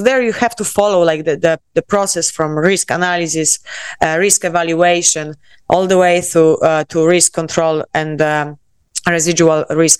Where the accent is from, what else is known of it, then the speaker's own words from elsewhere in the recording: Poland; accent: Polish; English is a second language; moved away as an adult; also born or lived in South Korea / Miami, United States; now in Barcelona, Spain; I am Polish, as you can tell by my accent